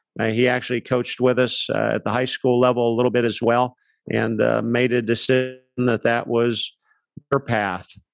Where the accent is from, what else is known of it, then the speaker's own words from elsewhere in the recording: Palm Beach Gardens, Florida, United States; also born or lived in Akron, Ohio; I was born in Ohio, Akron, Ohio. My parents moved to Palm Beach County when I was one. Dad got a job out at Pratt Whitney Aircraft, and I grew up in Palm Beach County.